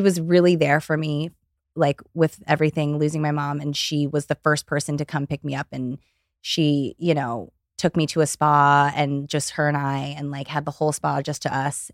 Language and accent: English; Ohio, United States; now in Los Angeles, United States; I grew up in Ohio.